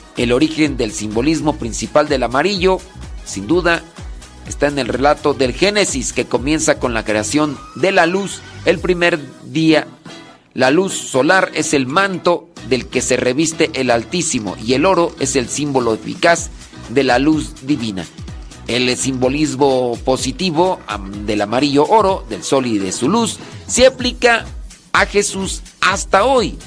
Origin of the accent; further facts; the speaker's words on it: Acámbaro, Guanajuato, Mexico; soy de un rancho que se llama Los Órganos.